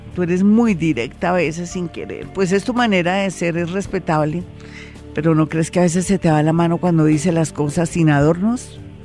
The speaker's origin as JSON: {"language": "Spanish", "country": "Colombia", "said": "somos colombianos"}